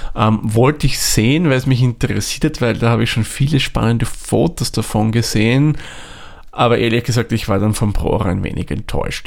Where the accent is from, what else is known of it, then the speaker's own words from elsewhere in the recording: Austria; bei uns in Österreich